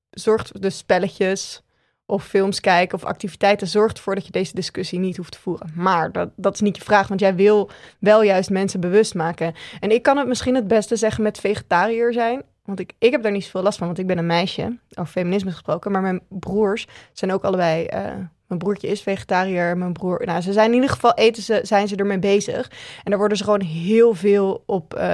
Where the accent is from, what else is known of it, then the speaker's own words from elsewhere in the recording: Randstad, Netherlands; En dat ik vind wat ik vind, omdat ik uit de Randstad kom